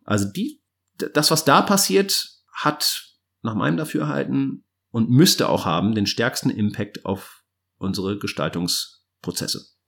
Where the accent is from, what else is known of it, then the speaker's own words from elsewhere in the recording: Cologne, North Rhine-Westphalia, Germany; als Kölner in Köln wohnt, in der Südstadt